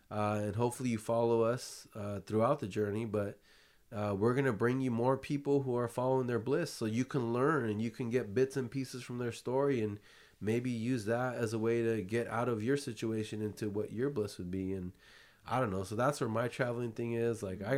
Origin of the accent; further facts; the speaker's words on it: California, United States; I grew up in California, Bay Area, lived too. In Southern California.